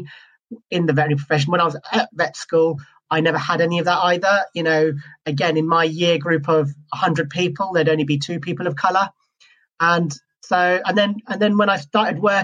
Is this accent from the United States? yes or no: no; Scotland, United Kingdom; moved away as an adult; also born or lived in Wales / South East England; now in England, United Kingdom; I'm originally from Scotland, and I qualified in Scotland